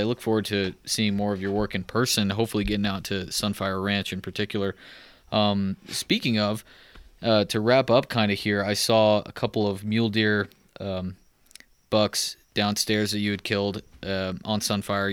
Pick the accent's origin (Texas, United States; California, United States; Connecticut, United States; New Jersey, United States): Texas, United States; moved away; I'm from Texas